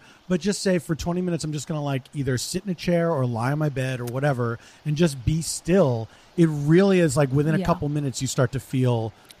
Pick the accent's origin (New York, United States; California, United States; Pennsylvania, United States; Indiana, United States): Pennsylvania, United States; Philadelphia; my hometown.